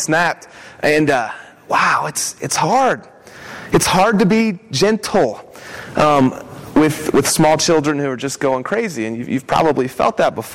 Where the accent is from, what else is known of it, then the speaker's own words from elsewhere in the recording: West Virginia, United States; now in Savannah, United States; we're from West Virginia